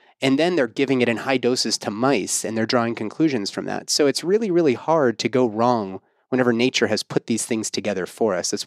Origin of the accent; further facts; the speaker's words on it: Pittsburgh, Pennsylvania, United States; I'm from Pittsburgh